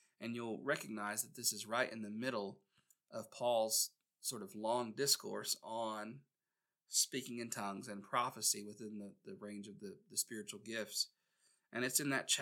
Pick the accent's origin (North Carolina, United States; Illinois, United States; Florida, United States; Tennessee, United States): North Carolina, United States; Gastonia; my hometown in Gastonia, North Carolina